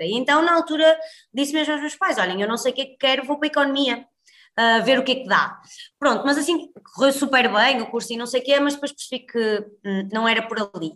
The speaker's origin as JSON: {"language": "Portuguese", "town": "Guimarães", "region": "Norte", "country": "Portugal", "tie": "born or raised there", "moved": "as an adult", "lives_now": "Porto, Portugal", "said": "sou natural de Guimarães, mas vivo no Porto já desde que vim para a faculdade"}